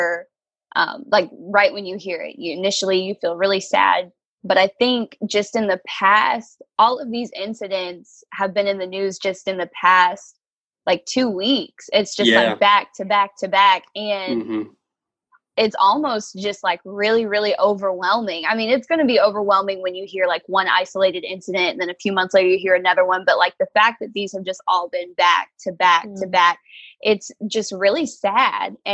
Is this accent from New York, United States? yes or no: no; Lawton, Oklahoma, United States; I am from Lawton, Oklahoma, lived here pretty much my entire life